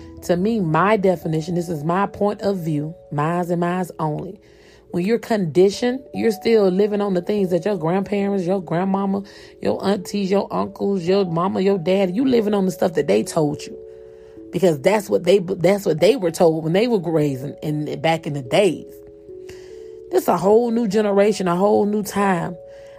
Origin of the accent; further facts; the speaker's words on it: Columbus, Georgia, United States; born there; You know, I remember I was born in Columbus, Georgia. I was there. I don't remember a lot. I remember the people that I grew up with.